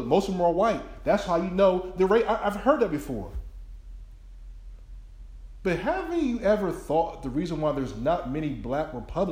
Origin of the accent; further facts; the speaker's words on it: Willingboro, New Jersey, United States; moved away; my own city I grew up in New Jersey, Willingboro, New Jersey